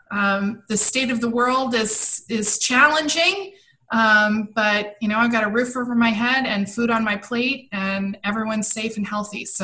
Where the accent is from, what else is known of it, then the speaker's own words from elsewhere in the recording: Maryland, United States; also born or lived in Brussels, Belgium / London, United Kingdom; So I was born in Brussels, Belgium, and then uh, we moved on when I was four to London. So I grew up overseas, and then at, as when I was ten, we moved to Washington D.C., just outside of Washington D.C. in Maryland.